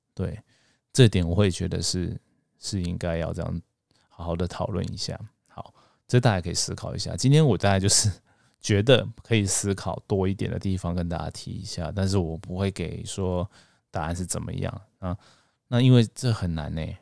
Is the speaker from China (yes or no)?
no; Taiwan; 我们台湾人